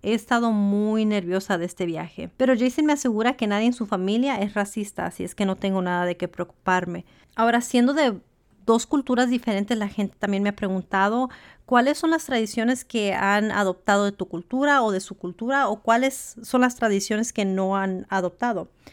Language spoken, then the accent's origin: Spanish; Los Angeles, California, United States; moved away as an adult; now in Washington, United States; Yo soy mexicana de madre y padre mexicanos. Mi papá y mi mamá solo hablaban español en casa. Yo crecí en Los Ángeles, California y me mudé